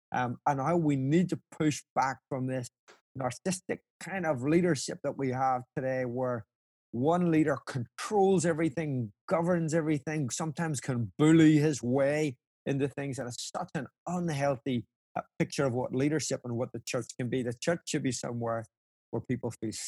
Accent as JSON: {"language": "English", "country": "Ireland", "said": "obviously as an Irishman, it warms my heart that, Lord, maybe we could do this again."}